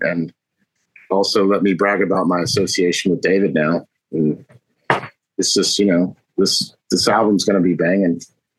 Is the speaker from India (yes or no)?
no; Keflavik, Southern Peninsula, Iceland; born there; So my dad's second to last duty station was Reykjavik, and I was born off the base in Keflavik.